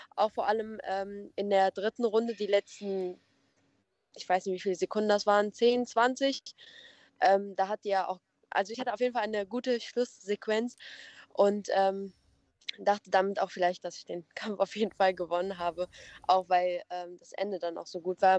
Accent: Nettetal, North Rhine-Westphalia, Germany; ich bin 20 Jahre alt und komme aus Nettetal. Das ist in der Nähe von ähm, Krefeld und Mönchengladbach

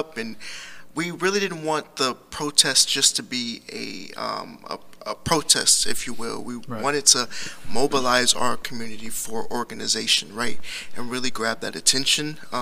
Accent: Richmond, California, United States; I'm Richmond born and raised

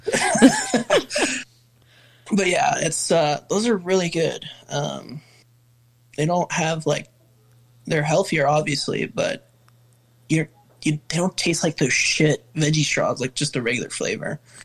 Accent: El Paso, Texas, United States; also born or lived in Austin, Texas; I'm from El Paso. Been here for about two years now. I was living in Austin for about five.

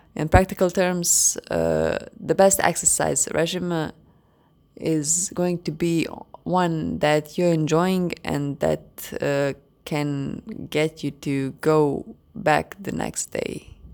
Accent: Croatia; English is a second language; I'm from Croatia.

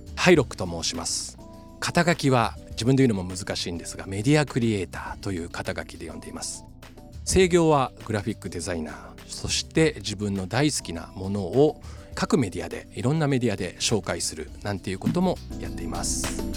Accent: Gunma, Japan; moved away as an adult; also born or lived in Tokyo; 地元が僕群馬なんですけど、はいはい、群馬に移り住みまして

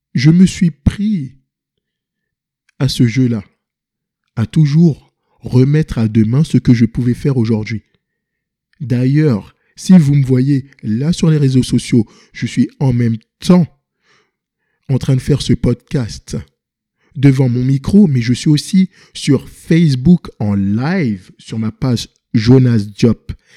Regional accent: Paris, Île-de-France, France; also born or lived in Senegal (ancestry); now in Montreal, Canada; Je viens de Paris et j'habite ici à Montréal, au Québec

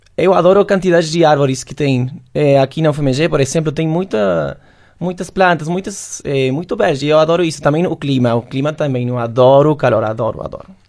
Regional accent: Córdoba, Argentina; Portuguese is a second language; moved away as an adult; now in Belo Horizonte, Brazil; eu sou de Córdoba, Argentina

